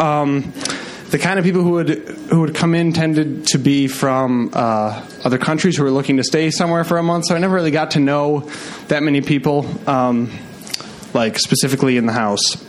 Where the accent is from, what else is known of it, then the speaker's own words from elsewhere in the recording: Midwest, United States; I was raised in the Midwest